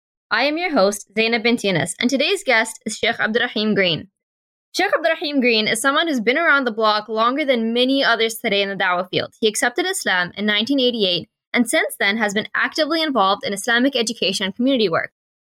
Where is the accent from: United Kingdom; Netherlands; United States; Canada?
Canada; I'm Canadian.